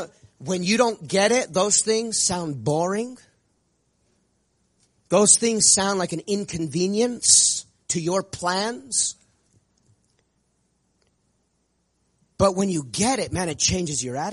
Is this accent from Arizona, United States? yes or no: yes; Prescott, Arizona, United States; I grew up in the Prescott Church, the birthplace of this incredible move of God that we're part of.